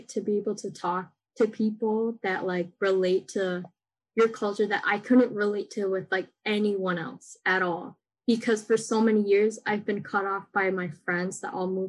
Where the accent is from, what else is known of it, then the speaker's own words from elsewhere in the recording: United States; I grew up in American school